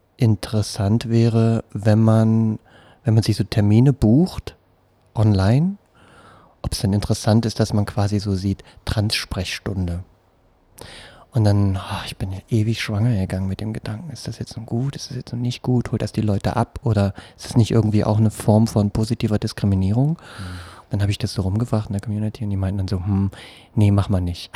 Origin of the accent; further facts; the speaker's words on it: Berlin, Germany; also born or lived in Friedrichshain, Berlin; ich komme aus Pankow, ähm, jetzt aus Friedrichshain